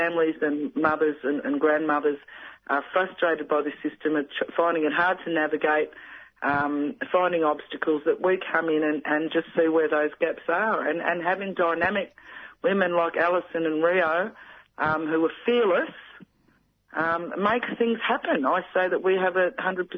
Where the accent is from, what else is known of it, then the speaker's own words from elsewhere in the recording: Gippsland, Victoria, Australia; from Gunai Bidwell Woman down here in Gippsland